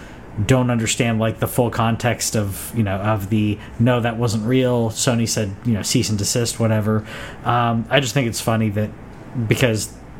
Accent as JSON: {"language": "English", "country": "United States"}